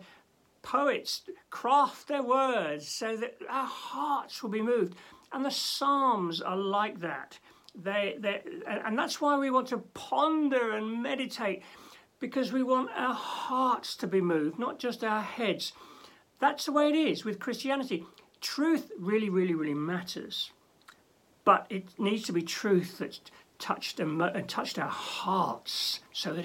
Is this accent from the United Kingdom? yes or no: yes; London, United Kingdom; now in Norwich, United Kingdom; When I was growing up in London